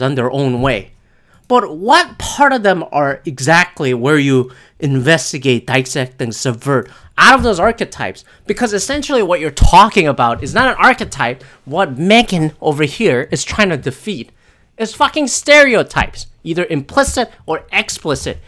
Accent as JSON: {"language": "English", "country": "Canada", "said": "as a Canadian"}